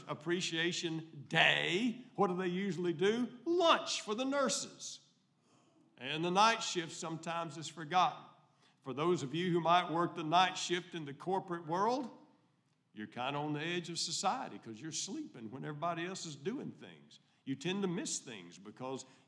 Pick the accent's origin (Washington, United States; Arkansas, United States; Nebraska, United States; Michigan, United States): Arkansas, United States; El Dorado; I grew up in Country Club Terrace, El Dorado, Arkansas